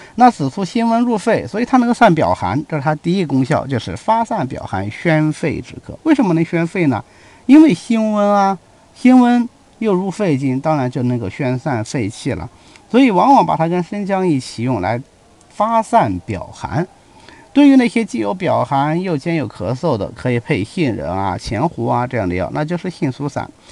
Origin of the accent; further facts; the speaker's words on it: China; 我们中国人有焚香的习惯